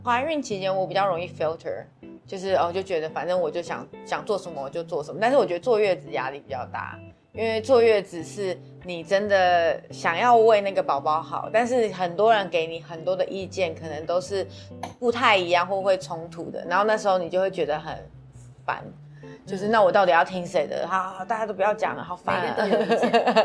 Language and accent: Chinese; Taiwan